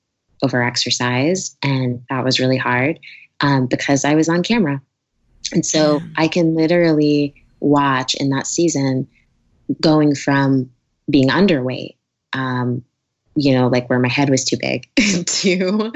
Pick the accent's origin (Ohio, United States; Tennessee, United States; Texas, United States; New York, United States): New York, United States; moved away as an adult; now in California, United States; I'm a New Yorker. I moved out here